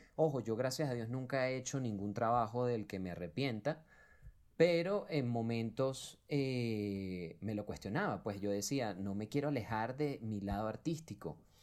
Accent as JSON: {"language": "Spanish", "country": "Venezuela", "moved": "yes", "lives_now": "Colombia", "said": "somos puros venezolanos detrás de este proyecto, que lo hicimos acá en Colombia"}